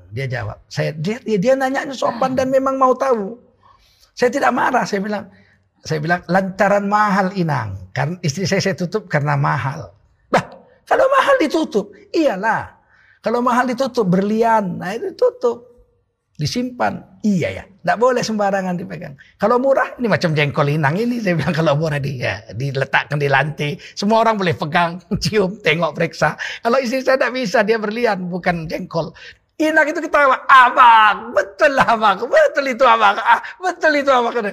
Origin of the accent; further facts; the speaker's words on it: Aceh, Indonesia; Istri saya kami orang Aceh, biasa belanja ke pasar itu kami, bukan bukan perempuan yang jualan di pasar laki-laki.